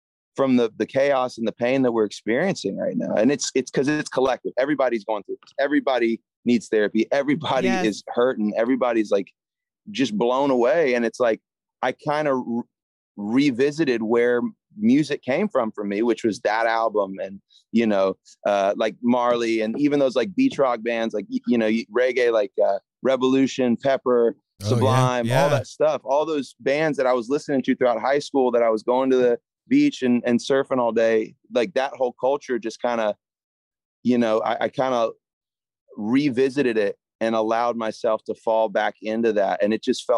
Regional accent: Jacksonville, Florida, United States; moved away as an adult; now in Nashville, United States; I grew up in Jacksonville, Florida.

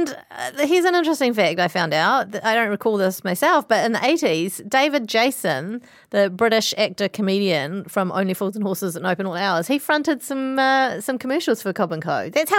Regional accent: New Zealand; born or raised there

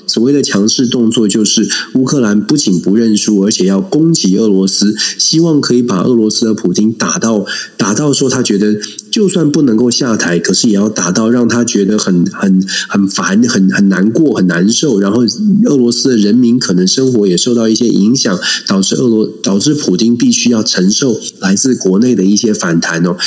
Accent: Taiwan; 我们当然作为台湾人

